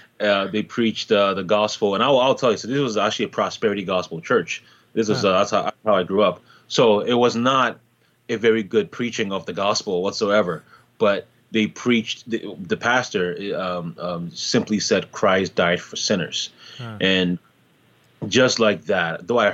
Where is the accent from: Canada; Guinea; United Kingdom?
Canada; Toronto, Ontario; also born or lived in Ghana / Montreal; now in United States; But I was born originally in Ghana, West Africa, and I moved to Canada when I was 10 years old. Originally, I lived in Montreal, the French city in Canada, and then I moved to Toronto when I was about 13.